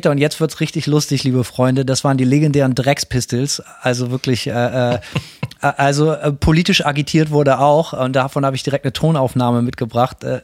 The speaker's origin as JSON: {"language": "German", "region": "West Germany", "country": "Germany", "said": "Simon kommt aus der DDR und ich komme aus Westdeutschland"}